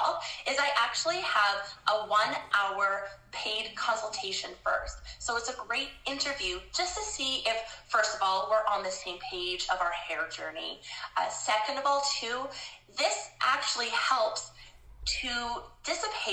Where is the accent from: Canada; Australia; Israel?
Canada; I'm a Canadian gal